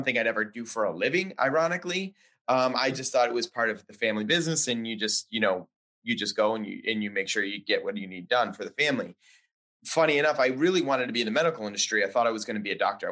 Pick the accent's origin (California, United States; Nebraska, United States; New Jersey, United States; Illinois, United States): Illinois, United States; Chicago; moved away as an adult; also born or lived in New York City / Dallas / Florida / Philadelphia; I grew up born and raised in Chicago, lived there most of my life